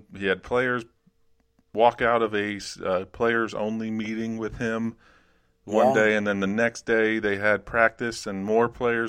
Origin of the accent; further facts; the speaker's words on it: New Jersey, United States; Where I grew up, it's my county jail.